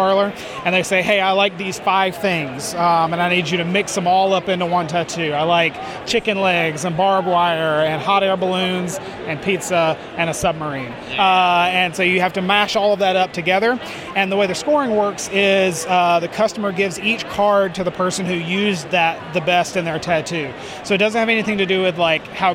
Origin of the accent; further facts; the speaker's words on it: Northern Virginia, United States; I am coming out of Northern Virginia.